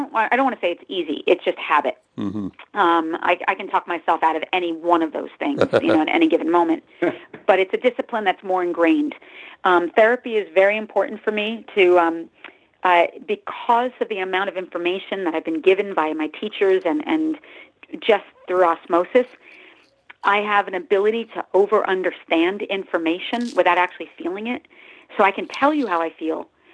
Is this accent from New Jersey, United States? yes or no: yes; New Jersey, United States; now in Los Angeles, United States; I'm actually from Jersey, but I live in Los Angeles the last 24 years or so.